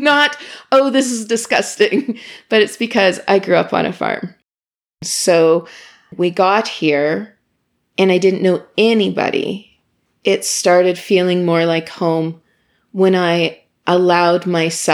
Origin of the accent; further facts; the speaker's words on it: Imperial, Saskatchewan, Canada; moved away as an adult; now in Ottawa, Canada; I grew up in a small town in Saskatchewan called Imperial.